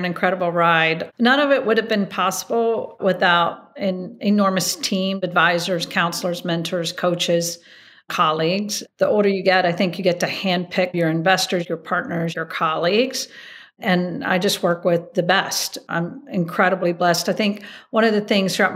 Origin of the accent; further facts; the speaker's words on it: Hickory, North Carolina, United States; moved away as an adult; also born or lived in Atlanta / Chapel Hill, North Carolina; now in New York, United States; growing up in Hickory, North Carolina